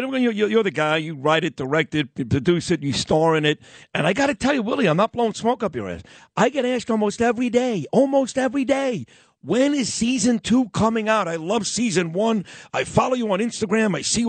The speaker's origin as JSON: {"language": "English", "town": "New York City", "region": "New York", "country": "United States", "tie": "born or raised there", "also_born_or_lived": "Manhattan / Queens / Tenafly, New Jersey / Boca Raton, Florida", "said": "I'm a Brooklyn kid, and especially the 70s and 80s growing up in Brooklyn."}